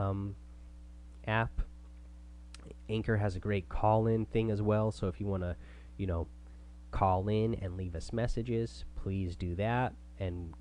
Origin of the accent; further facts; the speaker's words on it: Oregon, United States; also born or lived in Washington State; now in Washington, United States; I grew up in Oregon. Now I'm up in Washington State.